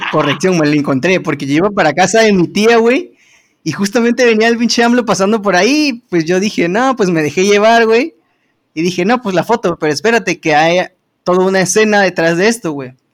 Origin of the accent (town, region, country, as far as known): Mexico